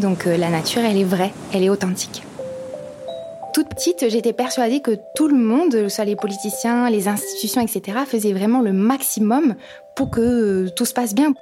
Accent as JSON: {"language": "French", "town": "Épinal", "region": "Grand Est", "country": "France", "tie": "born or raised there", "lives_now": "Saint-Dié-des-Vosges, France", "said": "je suis née à Épinal et je suis donc vosgienne. J'habite à Saint-Dié euh, depuis euh, un peu plus de deux ans"}